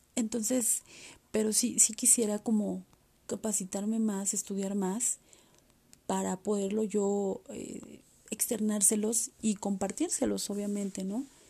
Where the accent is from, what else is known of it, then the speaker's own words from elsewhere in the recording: Mexico; aquí en mi país, México